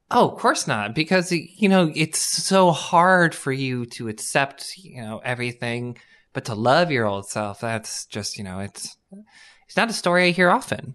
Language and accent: English; Madera, California, United States; also born or lived in Fresno, California / San Diego, California; I grew up in Madera, California, then I moved to Fresno.